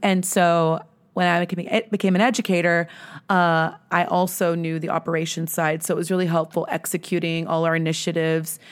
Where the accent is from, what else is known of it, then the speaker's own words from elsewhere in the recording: Grand Prairie, Texas, United States; I'm born and raised in the D F W area. I grew up in Grand Prairie.